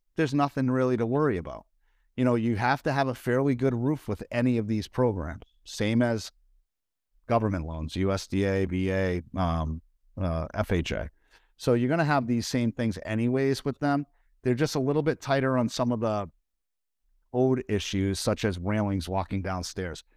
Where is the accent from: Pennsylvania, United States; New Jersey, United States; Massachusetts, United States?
Massachusetts, United States; Northeast, central; moved away; I'm from the Northeast, as many of you guys know that are watching here, and where I, where I lived, it was in central Massachusetts